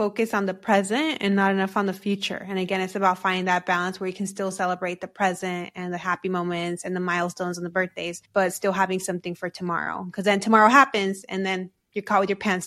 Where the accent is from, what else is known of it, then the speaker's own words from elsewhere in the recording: United States; we're also American